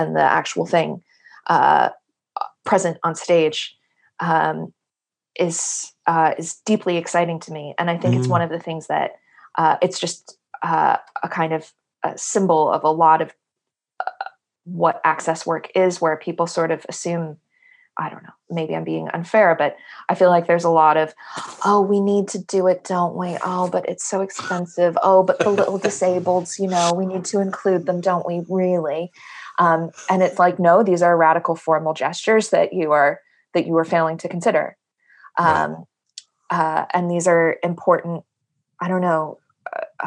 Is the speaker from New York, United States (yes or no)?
yes; New York, United States; moved away; the English that I grew up speaking in New York, like certainly the English in my home was heavily inflected with Yiddish